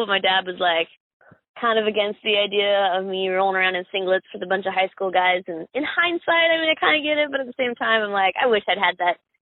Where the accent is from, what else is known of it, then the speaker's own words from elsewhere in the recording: Summerfield, North Carolina, United States; also born or lived in Miami, Florida / Greensboro, North Carolina; I was born in South Dade County, Miami. Uh, grew up in Summerfield, North Carolina.